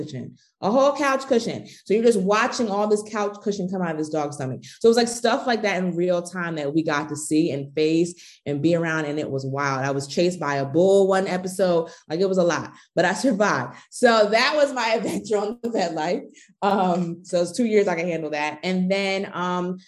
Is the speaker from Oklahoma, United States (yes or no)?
no; outside Philadelphia, Pennsylvania, United States; I grew up on the East Coast. I'm from Pennsylvania, outside the Philadelphia area